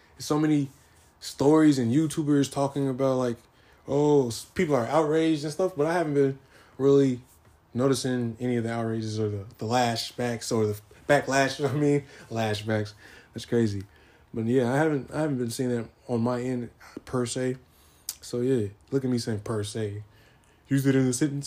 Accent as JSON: {"language": "English", "town": "San Diego", "region": "California", "country": "United States", "tie": "born or raised there", "also_born_or_lived": "Arkadelphia, Arkansas", "moved": "yes", "said": "I am born from San Diego, California. I was half raised in Arkadelphia, Arkansas. So I I say like San Diego's my hometown, but Arkansas is also my hometown as well."}